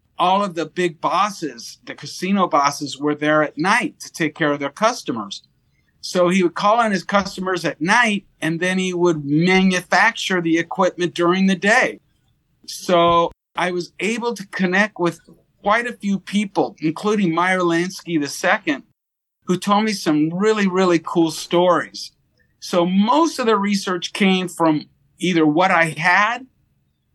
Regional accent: Las Vegas, Nevada, United States; also born or lived in Monterey Park, California; I grew up in Las Vegas

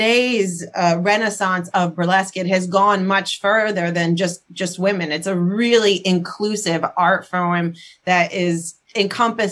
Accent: Trenton, New Jersey, United States; I am 100% Italian from Trenton, New Jersey.

